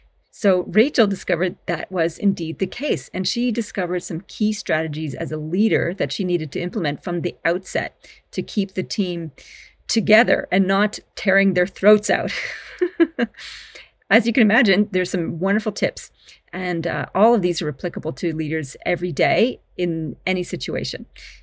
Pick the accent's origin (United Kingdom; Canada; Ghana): Canada; also born or lived in Australia; I'm a Canadian Australian and a leadership expert who specializes in the people stuff.